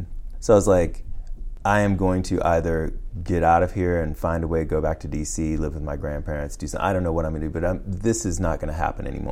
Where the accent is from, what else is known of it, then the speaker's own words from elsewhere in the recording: Washington, District of Columbia, United States; I'm from Washington, D.C., and my mother was a D.C. public school teacher